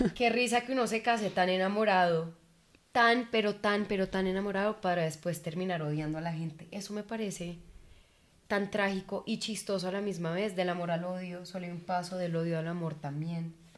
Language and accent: Spanish; Colombia; amo haber nacido en Colombia